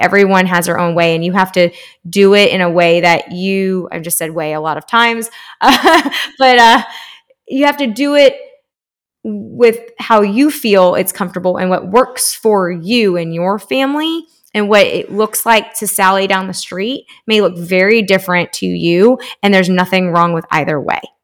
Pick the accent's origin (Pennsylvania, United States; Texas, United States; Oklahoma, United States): Texas, United States; Spring; now in Austin, United States; I grew up in Houston, uh, it's spr-, right outside, uh, in spring in Northwest Houston.